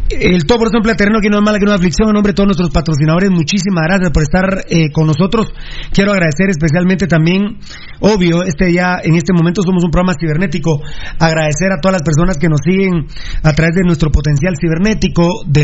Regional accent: Guatemala; Siendo un país tan grande como somos los guatemaltecos

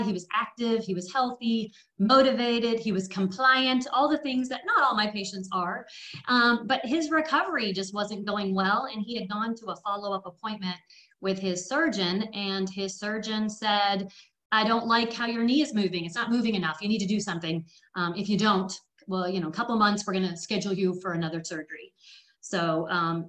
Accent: Canada; also born or lived in England; now in Tennessee, United States; I was born in England and raised in Canada, and now living in Hookville, Tennessee

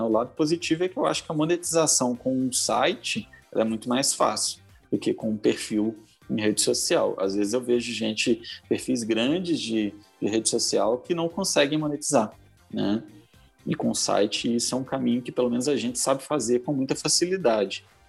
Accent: Belo Horizonte, Minas Gerais, Brazil; sou aqui de Belo Horizonte

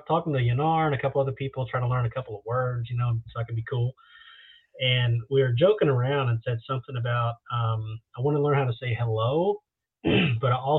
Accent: Texas, United States; I'm from Texas

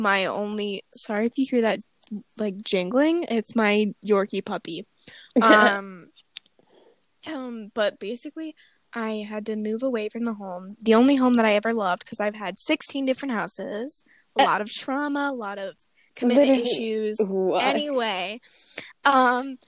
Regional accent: United States

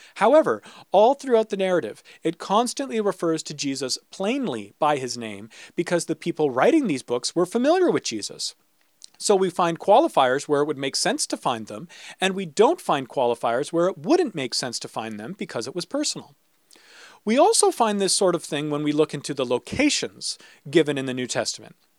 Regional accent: St. Catharines, Ontario, Canada; my hometown is Saint Catharines

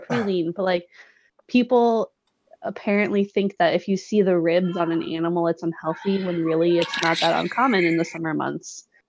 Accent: Colorado, United States; we true Coloradans pride ourselves on a level of redneckness, while being able to maintain somewhat sophisticated decorum.

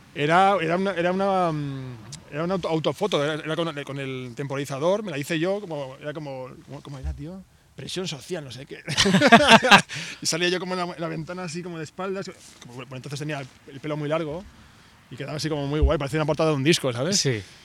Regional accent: Vitoria-Gasteiz, Basque Country, Spain; yo, soy de Vitoria, que es una ciudad muy pequeñita de País Vasco

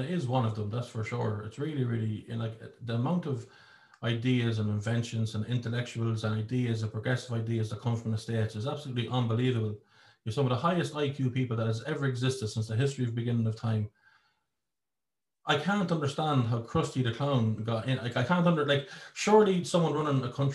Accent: Ireland; I'm not saying that I'm not proud to be Irish, but I used to love being Irish. I loved it. It was my identity. I would tell anyone anywhere, I am Irish

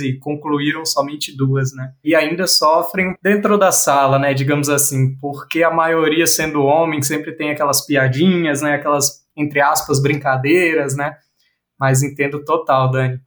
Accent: Bahia, Brazil; eu sou baiano

